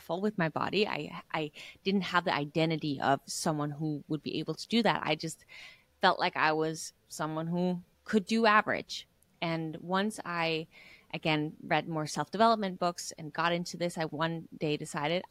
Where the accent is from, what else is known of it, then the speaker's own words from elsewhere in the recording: Denmark; I was a girl growing up in Denmark